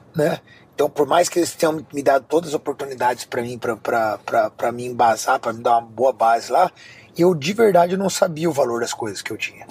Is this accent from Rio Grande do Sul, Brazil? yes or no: no; Rio de Janeiro, Brazil; now in Miami, United States